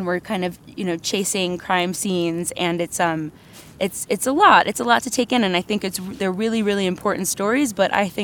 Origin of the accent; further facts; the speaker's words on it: New York City, New York, United States; growing up in New York City